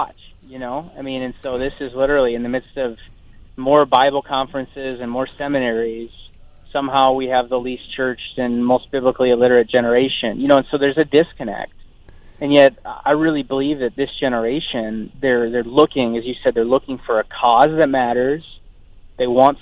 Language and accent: English; North Dakota, United States; I'm from North Dakota